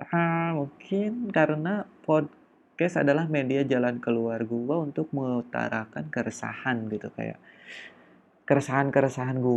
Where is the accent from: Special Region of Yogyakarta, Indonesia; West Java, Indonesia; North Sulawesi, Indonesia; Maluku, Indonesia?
West Java, Indonesia; gua asli orang Sunda dan maaf aja kalau misalnya pada episode ini atau pod, pada podcast gua sih bahkan ngomong guanya aja pasti keganti sama saya atau aing ya karena gua adalah orang Sunda